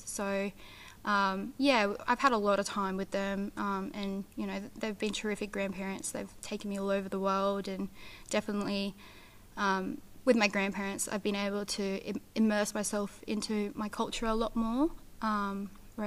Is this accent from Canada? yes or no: no; Perth, Western Australia, Australia; born or raised there; also born or lived in Canberra, Australia; now in Toowoomba, Australia